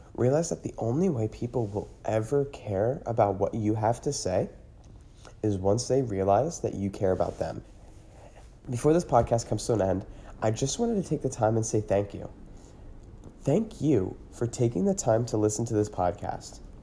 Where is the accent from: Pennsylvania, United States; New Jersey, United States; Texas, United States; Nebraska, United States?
Pennsylvania, United States; Newmanstown; now in Hamburg, United States; I was actually born and raised in Newmanstown, Pennsylvania